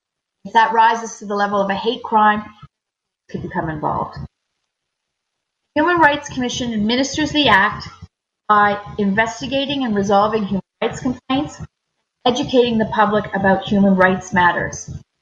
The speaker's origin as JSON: {"language": "English", "region": "Ontario", "country": "Canada", "moved": "as an adult", "lives_now": "Newfoundland and Labrador, Canada", "said": "I'm originally from Ontario. My dad is from Guyana, and my mom's family is Canadian. Ancestors are Scottish, English, and Irish. My husband and I, and he's from Colombia, moved to Newfoundland and Labrador"}